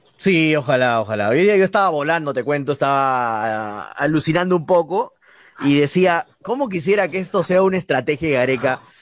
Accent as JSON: {"language": "Spanish", "country": "Peru", "said": "como peruanos"}